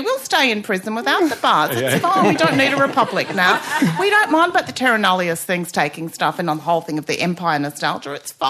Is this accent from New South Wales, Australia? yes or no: yes; Mullumbimby, New South Wales, Australia; I'm from Mullumbimby.